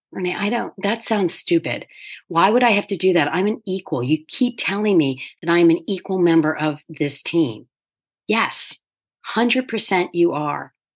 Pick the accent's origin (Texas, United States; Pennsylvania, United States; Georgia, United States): Pennsylvania, United States; near Philadelphia; I grew up near Philadelphia